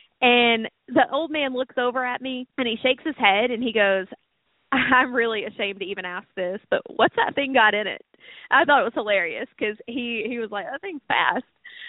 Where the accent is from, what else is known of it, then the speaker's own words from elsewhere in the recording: Sarasota, Florida, United States; the Bay here in Sarasota, and you guys have heard me talk about that a lot, not just because this is my hometown.